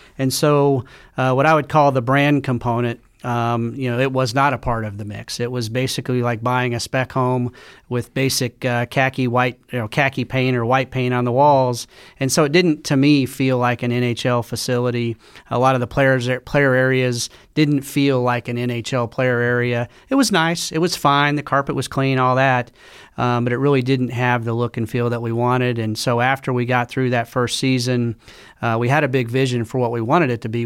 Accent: Tulsa, Oklahoma, United States; moved away; I grew up in Tulsa, Oklahoma.

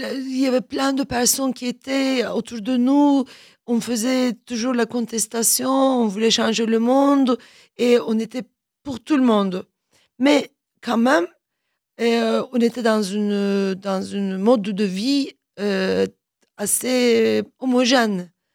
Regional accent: Turkey; French is a second language; moved away as an adult; also born or lived in Germany; now in France; en tant que Turc

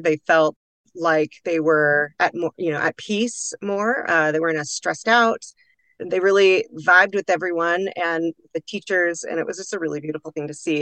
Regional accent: Pacific Northwest, Washington's Cascade Mountain Range, United States; now in Boise, United States; i grew up in the shadow of washington's cascade mountain range under beautiful evergreen canopies frolicking in the wild spaces of the pacific northwest

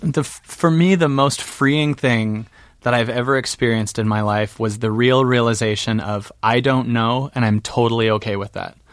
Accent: Seattle, Washington, United States; now in Calabasas, United States; I'm from Seattle

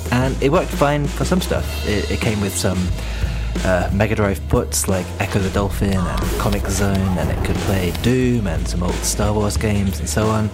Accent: United Kingdom; now in Japan; I'm British and I live in Japan

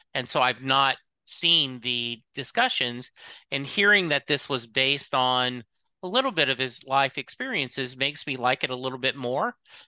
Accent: Louisiana, United States; So I grew up in Louisiana, and so similar to you, I can picture that. I can picture rural Louisiana, even rural East Texas

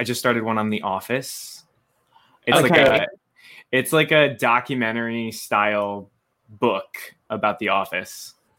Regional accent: Totowa, New Jersey, United States; born or raised there

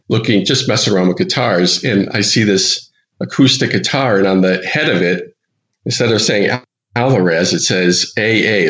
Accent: Providence, Rhode Island, United States; now in Boston, United States; I live in Boston for the last 25 years, but I grew up in Providence, Rhode Island

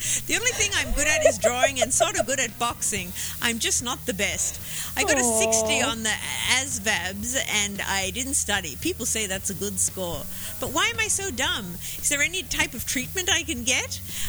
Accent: Australia; Were you asking me that as an Australian, like in case I said Yahoo?

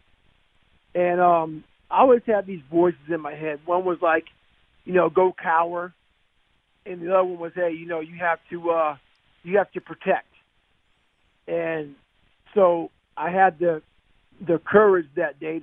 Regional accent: Brazil, Indiana, United States; There was like only about 5 black families in Brazil at that time.

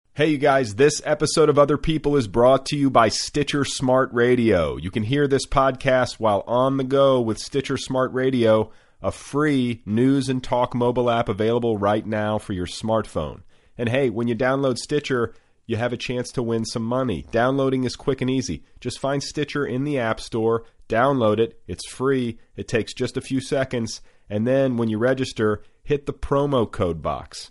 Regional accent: Midwest, United States; I'm from the Midwest

